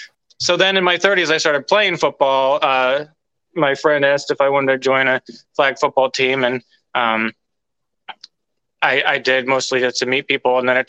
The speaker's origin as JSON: {"language": "English", "region": "Northern California", "country": "United States", "tie": "born or raised there", "said": "Yeah, so I grew up in Northern California"}